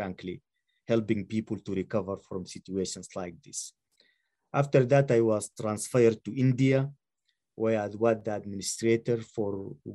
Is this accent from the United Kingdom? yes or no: no; Sudan; moved away as an adult; I was born and raised in Sudan.